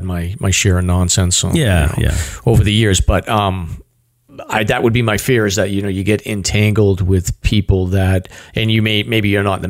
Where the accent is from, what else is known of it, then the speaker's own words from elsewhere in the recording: North Reading, Massachusetts, United States; I grew up in North Reading